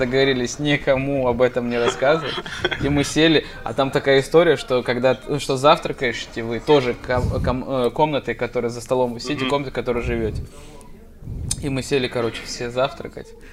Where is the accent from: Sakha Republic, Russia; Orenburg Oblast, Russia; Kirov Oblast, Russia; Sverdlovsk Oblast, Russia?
Sakha Republic, Russia; Deputatsky; moved away; Я им на карте показываю депутатский